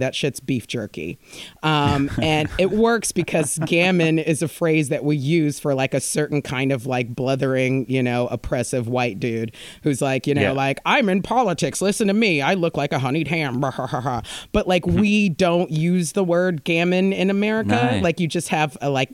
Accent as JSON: {"language": "English", "country": "United States", "moved": "as an adult", "lives_now": "United Kingdom", "said": "being American here"}